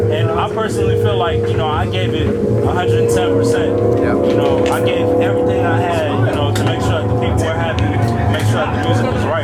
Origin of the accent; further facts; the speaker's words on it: Detroit, Michigan, United States; also born or lived in Denver, Colorado; uh, I'm from Detroit by way of Denver, Colorado. I'm 20 years old